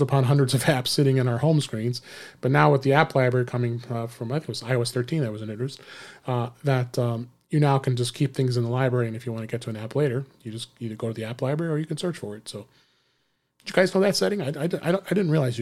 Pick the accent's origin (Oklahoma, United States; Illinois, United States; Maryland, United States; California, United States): Illinois, United States; Chicago; I'm here in my hometown, Chicago area